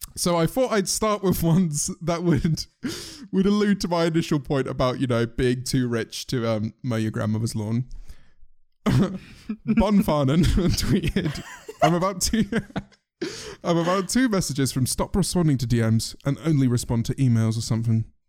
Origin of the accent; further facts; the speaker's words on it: United Kingdom; we are all British